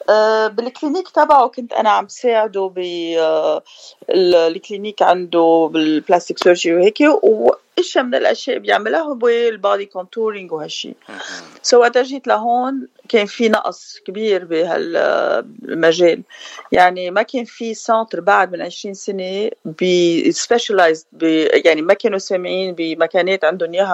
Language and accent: Arabic; Beirut, Beirut Governorate, Lebanon; moved away as an adult; also born or lived in Paris; now in United States; انا من بيروت آه، جيت بال87 على امريكا ودرست هون عملت الباتشلرز وماسترز ديجري تبعي انترناشونال افيرز ومن بعدها تركت وعشت بباريس ومن بعدها عشت بلبنان